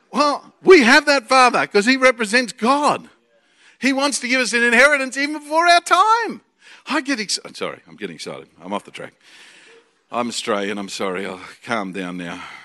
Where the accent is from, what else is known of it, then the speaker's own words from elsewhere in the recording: Australia; we are from a land down under